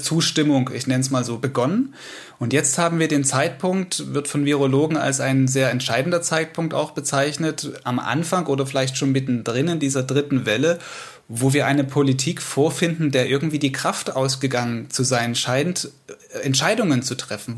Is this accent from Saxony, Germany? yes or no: yes; Saxony, Germany; hier bei uns in Sachsen